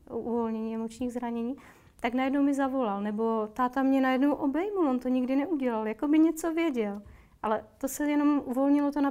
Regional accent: Moravia, Czechia; now in Prague, Czechia; Já jsem z Moravy, tam je to trochu jinak, tam my udržujeme oční pohled.

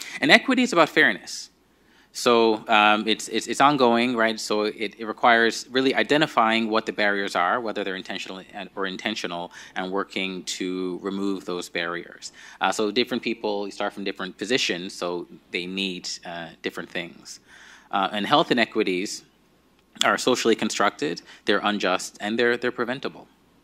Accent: Nigeria; now in Newfoundland and Labrador, Canada; So this is me maybe a couple of years before I moved from Nigeria to Newfoundland and Labrador.

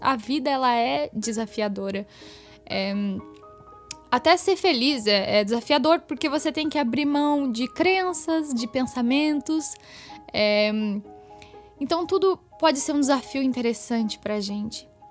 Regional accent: Curitiba, Paraná, Brazil; E eu nasci em Curitiba, eu moro aqui em Curitiba

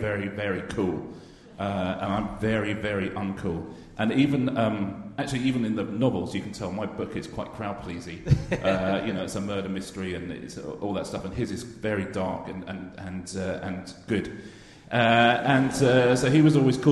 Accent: United Kingdom; I am British

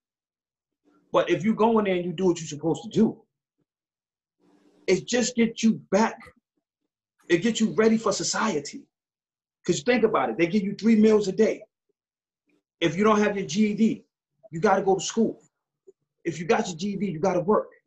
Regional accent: New York City, New York, United States; growing up in Far Rockaway

